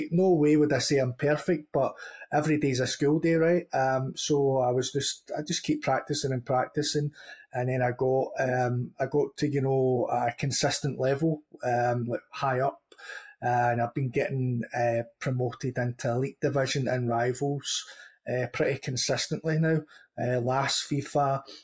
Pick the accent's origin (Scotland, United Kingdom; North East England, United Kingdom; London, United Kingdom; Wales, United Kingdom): Scotland, United Kingdom; I'm a Scottish streamer